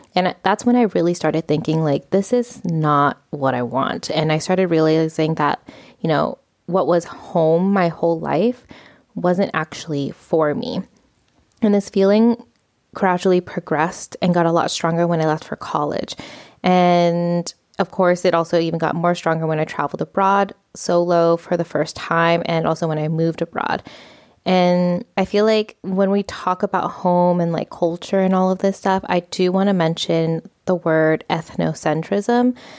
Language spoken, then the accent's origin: English; United States; moved away as an adult; now in Spain; I was raised in the United States culture